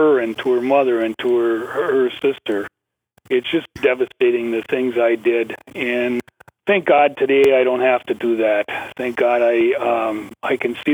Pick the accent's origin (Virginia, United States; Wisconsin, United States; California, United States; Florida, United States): Wisconsin, United States; Ashland; I'm from Ashland, Wisconsin, way up north in northern